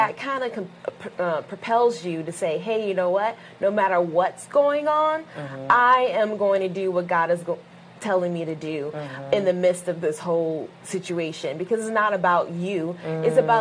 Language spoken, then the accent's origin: English; Michigan, United States; moved away; I'm from Michigan originally.